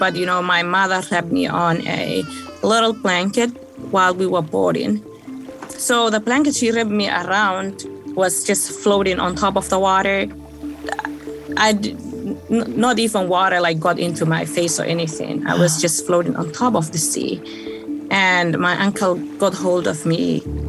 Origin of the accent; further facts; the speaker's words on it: Saudi Arabia; born there; also born or lived in Africa; I was born in Saudi Arabia.